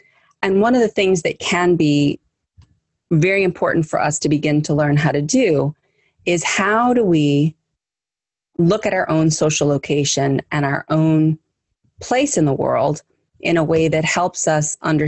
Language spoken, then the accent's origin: English; United States; I'm Italian, I'm German, I'm Scottish, my background is this or that, but I'm American in this case.